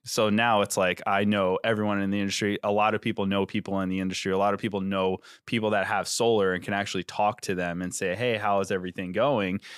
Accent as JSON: {"language": "English", "region": "New York", "country": "United States", "tie": "born or raised there", "moved": "as an adult", "lives_now": "New Jersey, United States", "said": "when I moved from New York to New Jersey like seven years ago"}